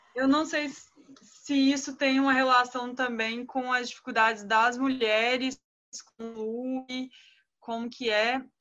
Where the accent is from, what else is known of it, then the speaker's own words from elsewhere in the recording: Espírito Santo, Brazil; Eu sou capixaba, estou em Vitória